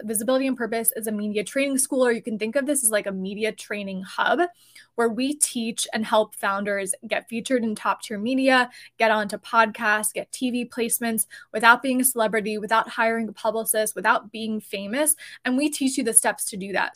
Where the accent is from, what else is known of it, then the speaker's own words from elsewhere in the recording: New Jersey, United States; I am personally New Jersey based, and we are both actually from New Jersey